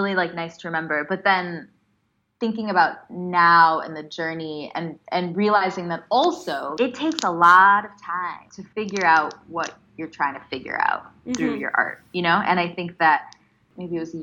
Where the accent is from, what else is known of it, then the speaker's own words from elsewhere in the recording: United States; Learning Bharatanatyam in the States as an Indian American